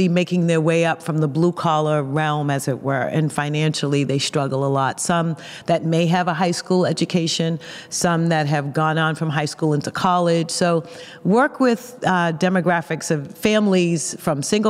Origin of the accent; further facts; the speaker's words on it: Boston, Massachusetts, United States; accent: Boston; I am a native Bostonian